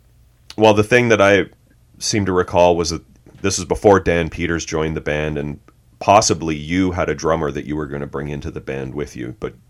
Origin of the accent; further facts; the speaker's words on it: Canada; I'm Canadian